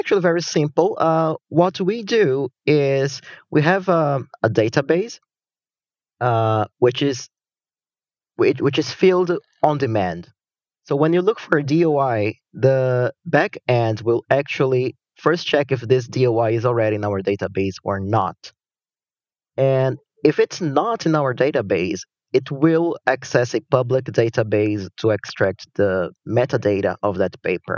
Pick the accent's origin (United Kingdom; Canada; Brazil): Brazil; moved away as an adult; now in Kyoto, Japan; I'm originally from Brazil, but I live in Japan now. Actually, I've been in Japan since I started my undergrad studies